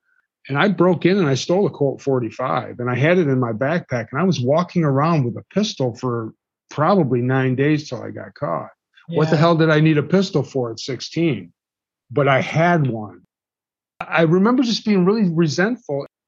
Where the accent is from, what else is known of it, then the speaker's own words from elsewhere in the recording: Detroit, Michigan, United States; I grew up in Detroit